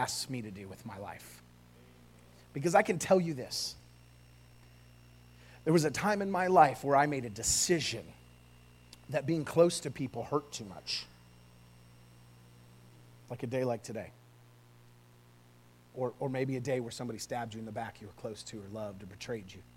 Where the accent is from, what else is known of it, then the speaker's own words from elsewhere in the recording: California, United States; now in Oklahoma, United States; I grew up in California. I moved here